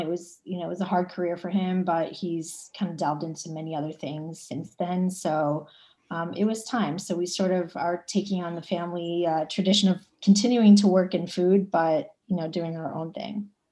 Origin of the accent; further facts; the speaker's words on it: Cleveland, Ohio, United States; moved away as an adult; now in New York City, United States; I'm originally from Cleveland, Ohio.